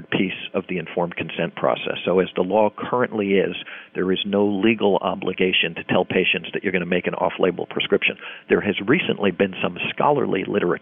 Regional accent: United States; I'm an American

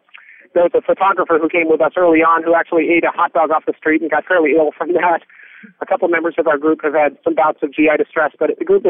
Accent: California, United States; so I'm kind of used to earthquakes. It comes along with being a Californian.

